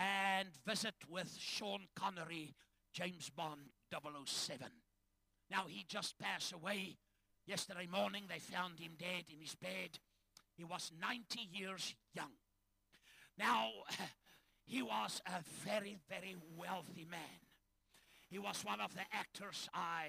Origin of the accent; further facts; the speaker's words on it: Ndola, Copperbelt Province, Zambia; moved away; also born or lived in Chingola, Zambia; I was born in northern Rhodesia on the copper mines in a place called Shingola. It's today Zambia. We lived in a town called Ndola